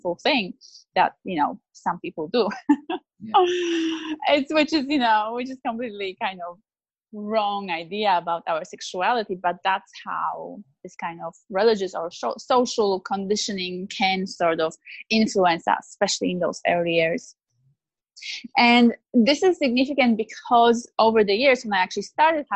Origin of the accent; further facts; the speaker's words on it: Poland; now in Australia; I grew up in Poland in a very good Catholic family